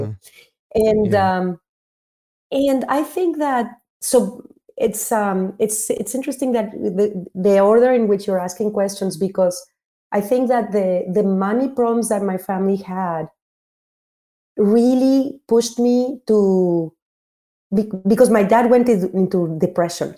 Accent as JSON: {"language": "English", "country": "Mexico", "tie": "born or raised there", "said": "I had two parts of my growing up in Mexico."}